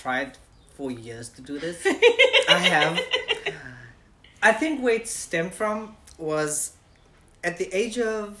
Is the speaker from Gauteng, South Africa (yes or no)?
no; Cape Town, Western Cape, South Africa; moved away as an adult; also born or lived in San Francisco; now in United States; I was born in Cape Town. Mm-hmm. Cape Town, South Africa. I lived there until I was 21.